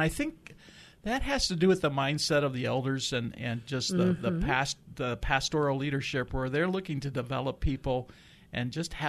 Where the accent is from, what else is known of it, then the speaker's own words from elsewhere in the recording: Iowa City, Iowa, United States; moved away; I'm formerly from around Iowa City